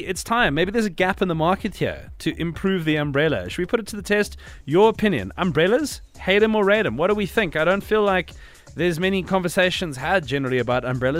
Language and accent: English; South Africa; as a South African